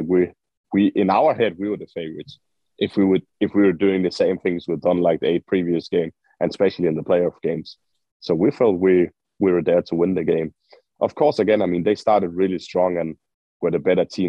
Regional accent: Aalborg, North Denmark Region, Denmark; moved away as an adult; also born or lived in Orange County, California; I am from Aalborg. I'm raised and born here, born and raised

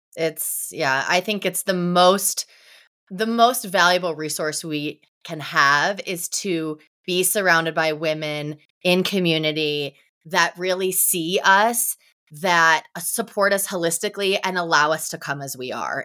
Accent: Ohio, United States; moved away as an adult; also born or lived in Tampa, Florida; I grew up in Ohio, and I went to college at the University of Tampa

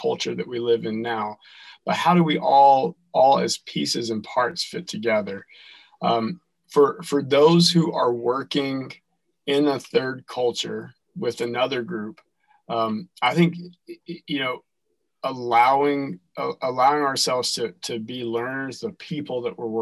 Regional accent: North Carolina, United States; moved away as an adult; now in Dearborn, United States; I'm from North Carolina originally

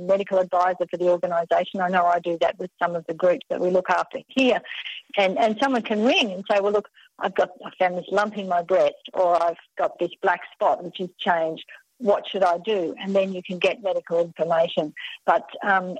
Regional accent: Australia; accent: Australian; my Australian accent

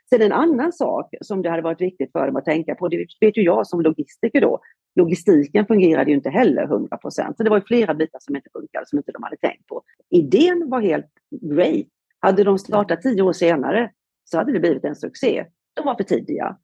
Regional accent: Halmstad, Halland County, Sweden; moved away as an adult; also born or lived in Gothenburg, Sweden; now in Marbella, Spain; jag är faktiskt från Halmstad eh, i, eh, på västkusten

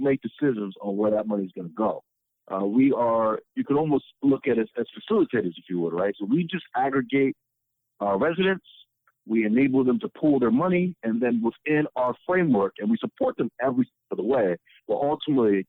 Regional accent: Alexandria, Virginia, United States; moved away as an adult; also born or lived in Richmond, Virginia / Ghana; now in Detroit, United States; I'm originally from Alexandria, Virginia. I would end up growing up there

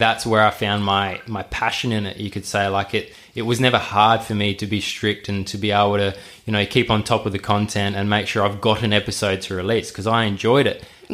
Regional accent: Perth, Western Australia, Australia; I'm an Aussie. Like I was born here and I've been here pretty much my whole life

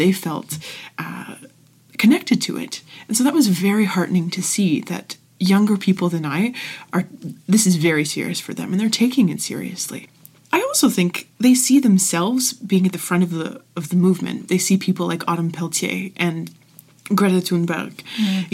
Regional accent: Ottawa, Ontario, Canada; also born or lived in Niagara; I grew up in Ottawa, mainly. I kind of grew up in two regions

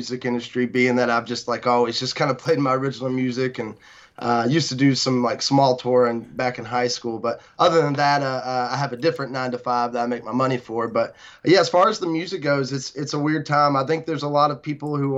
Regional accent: Bremen, Georgia, United States; Bremen Town Festival, which is my hometown, Bremen, Georgia

